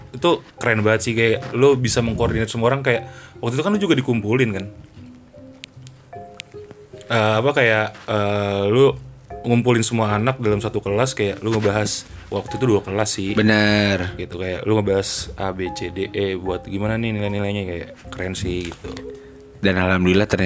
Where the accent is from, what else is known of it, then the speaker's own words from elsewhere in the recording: Bekasi, West Java, Indonesia; gue juga dari Bekasi tiba-tiba main di sini mulu juga ya gara-gara anak-anak